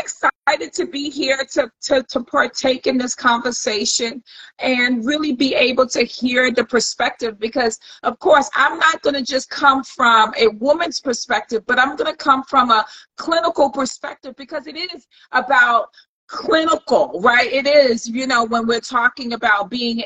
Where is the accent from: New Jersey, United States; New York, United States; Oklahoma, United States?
New York, United States; New York City; now in Northern Virginia, United States; I am originally from Brooklyn, New York, so I'm in the building. Okay. I live in the metro area. I live in Northern Virginia